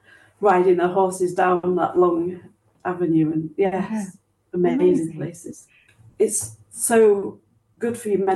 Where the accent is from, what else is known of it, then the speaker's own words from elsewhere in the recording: Yorkshire and the Humber, United Kingdom; moved away as an adult; now in London, United Kingdom; but I moved out from Yorkshire, so I'm now in London.